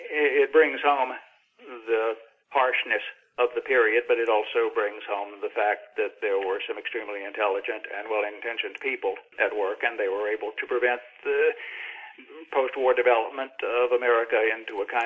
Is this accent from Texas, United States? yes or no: no; Virginia, United States; I was born in Virginia in 1946 and therefore grew up picturing God as a slightly imperfect version of Robert E. Lee.